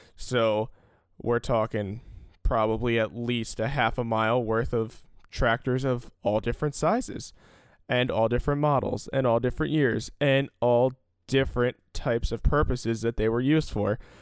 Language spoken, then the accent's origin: English; Salem County, New Jersey, United States; I grew up in Salem County, New Jersey